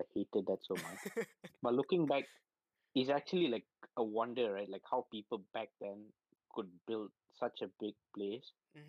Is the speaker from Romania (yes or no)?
no; Malaysia; I'm Malaysian. I was born here.